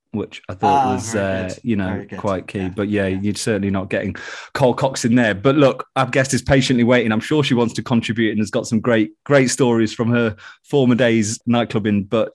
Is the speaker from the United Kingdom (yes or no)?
yes; Nottingham, East Midlands, United Kingdom; growing up in Nottingham